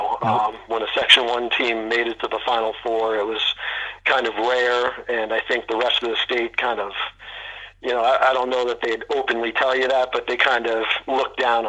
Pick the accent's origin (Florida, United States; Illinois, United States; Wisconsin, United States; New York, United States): New York, United States; Rye; growing up in Rye, which is really the heart of Rangers country.